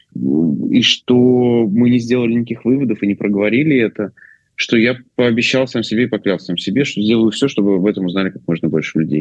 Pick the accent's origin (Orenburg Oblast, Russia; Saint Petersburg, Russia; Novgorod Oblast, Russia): Orenburg Oblast, Russia; Orenburg; я из Оренбурга